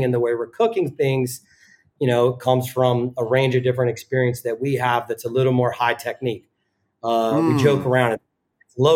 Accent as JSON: {"language": "English", "region": "the South", "country": "United States", "tie": "born or raised there", "also_born_or_lived": "Richmond", "moved": "as an adult", "lives_now": "New York, United States", "said": "I grew up in the South"}